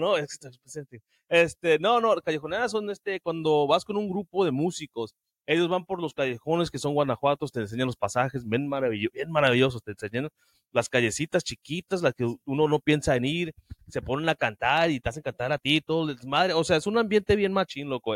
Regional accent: Sinaloa, Mexico; now in United States; Yo nací crecí en Sinaloa

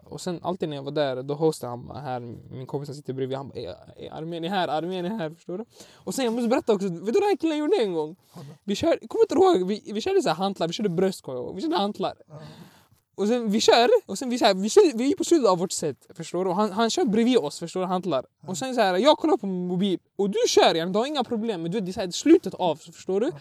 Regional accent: Sweden; Jag är faktiskt född i Sverige men mina Alltså etniskt eh, är jag från Irak

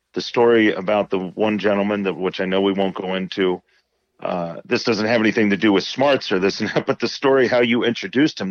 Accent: Indiana, United States; growing up in Indiana

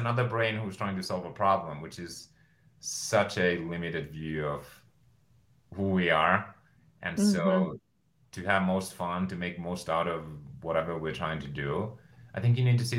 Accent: Finland; moved away as an adult; now in United States; at age 30, I move back to Finland

